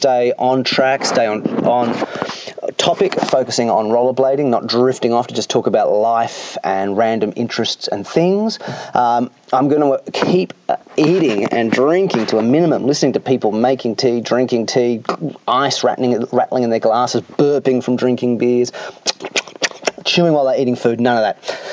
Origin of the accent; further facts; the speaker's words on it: Australia; being Australian